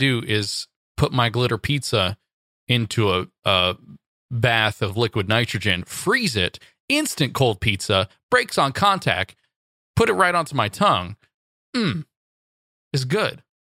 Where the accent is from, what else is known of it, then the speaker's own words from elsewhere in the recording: Santa Monica, California, United States; Santa Monica, my hometown turf-ish